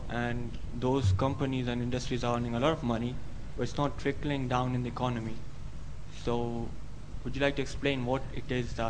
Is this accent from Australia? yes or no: no; Pakistan; I'm from Pakistan